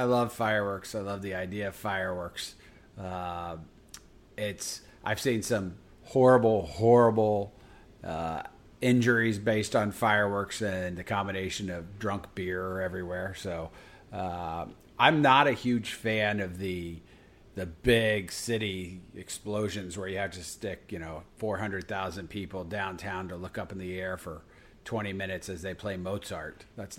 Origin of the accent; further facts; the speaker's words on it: United States; Because I'm all American, so I'm going hot dog.